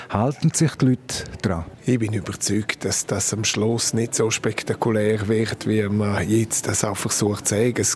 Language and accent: German; Graubünden, Switzerland; Und in dieser Konstellation bin ich Bündner und Reto Roman.